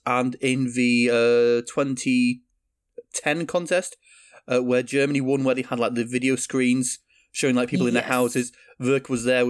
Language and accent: English; United Kingdom; As a Brit who sort of grew up in the 90s